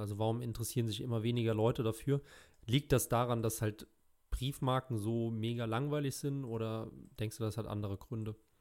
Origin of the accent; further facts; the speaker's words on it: Germany; als Deutscher